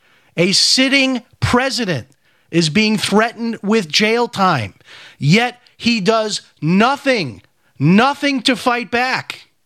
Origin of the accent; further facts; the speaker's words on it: Chicago, Illinois, United States; When I was growing up in Chicago, I was training in the martial arts.